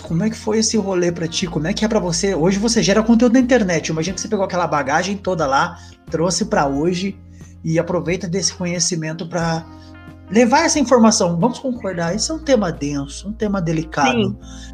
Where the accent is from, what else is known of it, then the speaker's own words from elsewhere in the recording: Jacareí, São Paulo, Brazil; Eu sou do interior de São Paulo, sou de Jacareí